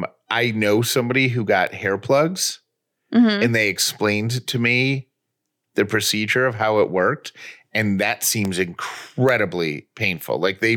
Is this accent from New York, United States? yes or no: yes; Oswego, New York, United States; I grew up in Oswego, New York. I know all about cold.